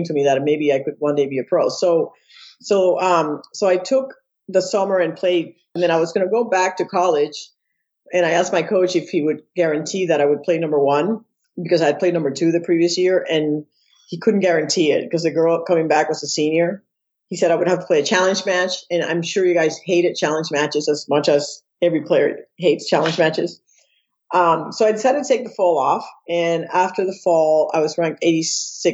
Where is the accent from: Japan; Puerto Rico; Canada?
Puerto Rico; moved away as an adult; I'm born and raised in Puerto Rico. I left Puerto Rico when I was 18